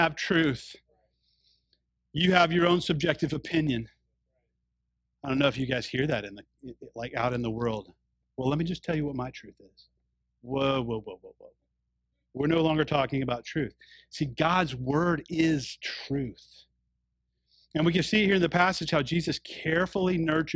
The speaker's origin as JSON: {"language": "English", "region": "the South", "country": "United States", "tie": "born or raised there", "said": "when I was growing up in the South"}